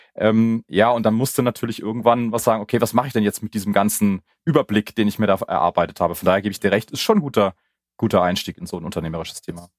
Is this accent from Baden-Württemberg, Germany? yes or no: yes; Karlsruhe, Baden-Württemberg, Germany; now in Munich, Germany; ich komme gebürtig aus Karlsruhe